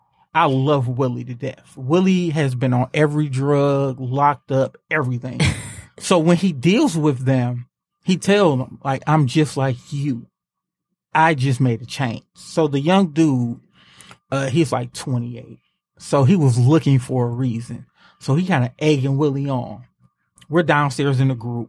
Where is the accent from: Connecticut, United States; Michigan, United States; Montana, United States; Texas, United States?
Michigan, United States; Detroit; also born or lived in Highland Park; I'm from the east side of Detroit.